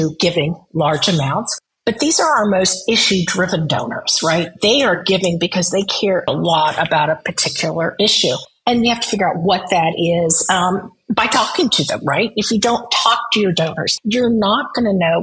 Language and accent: English; Midwest, United States; moved away; also born or lived in Nebraska; I grew up in the Midwest. I lived in Nebraska